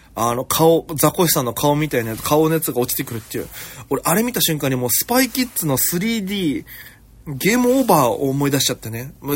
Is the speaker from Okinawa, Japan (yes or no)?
yes; Okinawa, Japan; moved away as an adult; now in Tokyo, Japan; 私、県出身で、現在東京でフリーのピン芸人として活動しております